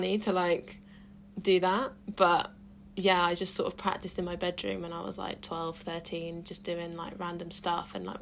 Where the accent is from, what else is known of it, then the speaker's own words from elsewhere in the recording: Suffolk, East of England, United Kingdom; moved away; also born or lived in Bournemouth; sixth form in my hometown in Suffolk